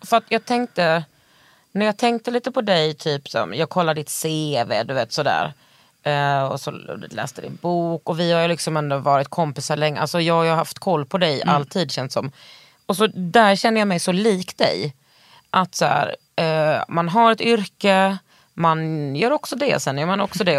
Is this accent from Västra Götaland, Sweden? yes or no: yes; Västergötland, Västra Götaland, Sweden; jag är eh, bördig från Västergötland